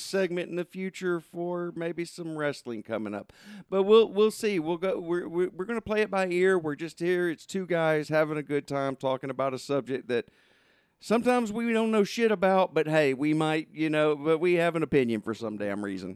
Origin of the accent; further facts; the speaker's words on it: Southern Arkansas, United States; I grew up in Southern Arkansas